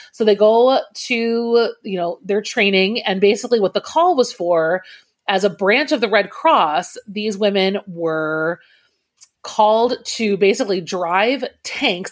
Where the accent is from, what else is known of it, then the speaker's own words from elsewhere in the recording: Naperville, Illinois, United States; also born or lived in New Jersey; He's actually from Naperville, which is where I was born and ra- uh, not born. I was raised.